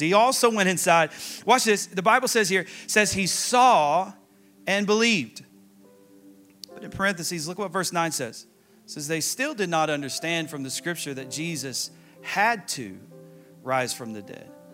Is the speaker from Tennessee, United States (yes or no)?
yes; Tennessee, United States; I'm from Tennessee